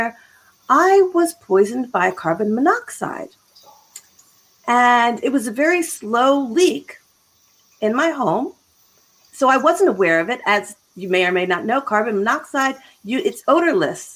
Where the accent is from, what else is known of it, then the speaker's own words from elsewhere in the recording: Philadelphia, Pennsylvania, United States; moved away as an adult; also born or lived in Boston / Chicago / Florida; now in Abilene, United States; I am originally from Philadelphia.